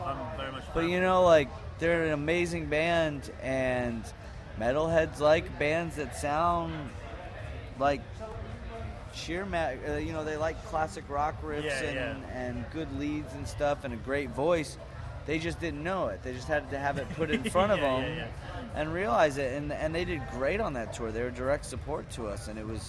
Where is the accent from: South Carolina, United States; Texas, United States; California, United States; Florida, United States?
Texas, United States; we're a band from Texas